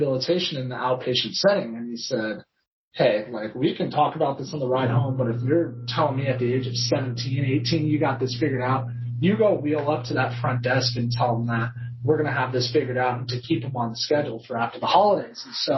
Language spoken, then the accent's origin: English; Claremont, California, United States; my hometown in Claremont